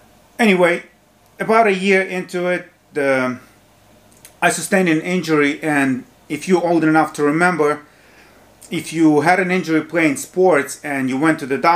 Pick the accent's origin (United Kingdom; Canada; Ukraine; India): Ukraine; English is a second language; moved away as an adult; also born or lived in New York, United States; now in United States; I was born in Ukraine back when it was part of Soviet Union